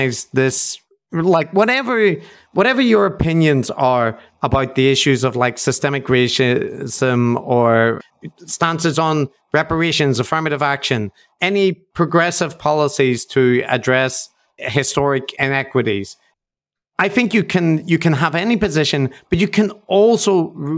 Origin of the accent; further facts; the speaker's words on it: Northern Ireland, United Kingdom; as white people from Northern Ireland